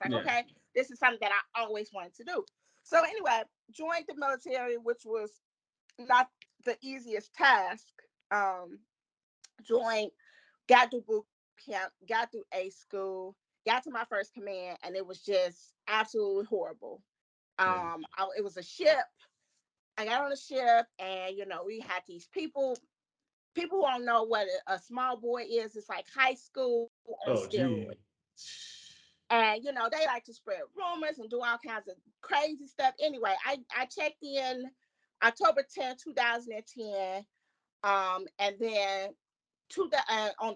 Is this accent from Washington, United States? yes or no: no; Chicago, Illinois, United States; moved away; I'm from Chicago.